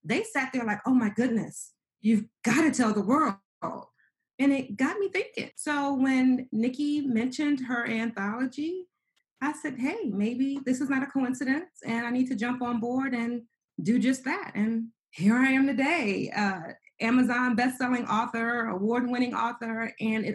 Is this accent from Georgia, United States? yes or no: no; New York City, New York, United States; growing up in New York City, being very poor, homeless by the age of 15